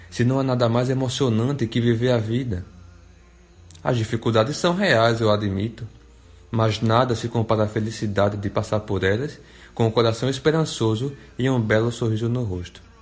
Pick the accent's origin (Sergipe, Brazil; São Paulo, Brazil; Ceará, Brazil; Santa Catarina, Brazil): Sergipe, Brazil; Japoatã; now in Neópolis, Brazil; Hoje resido em Neópolis, mas vim de Japoatã.